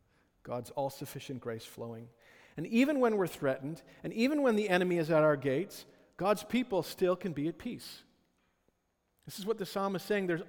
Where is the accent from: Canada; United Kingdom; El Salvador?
Canada; Ottawa, Ontario; I grew up in Ottawa